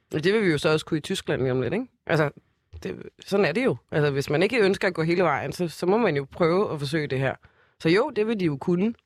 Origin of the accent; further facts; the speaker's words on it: Copenhagen, Capital Region of Denmark, Denmark; jeg er fra Brøndshøj Husum